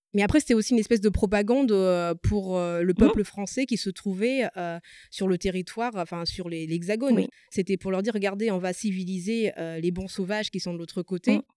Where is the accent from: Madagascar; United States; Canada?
Madagascar; first language Malagasy; French is a second language; now in France; je suis née à Madagascar, j'ai toujours parlé malgache, le français n'est pas ma langue maternelle